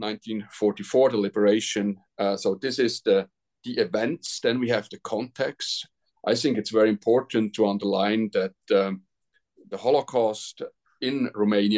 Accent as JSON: {"language": "English", "country": "Switzerland", "said": "I'm from Switzerland"}